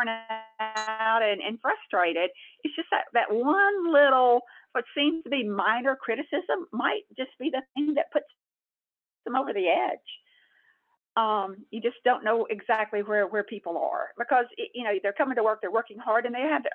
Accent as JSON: {"language": "English", "region": "Texas", "country": "United States", "tie": "born or raised there", "said": "I was born in Texas and I live in Texas"}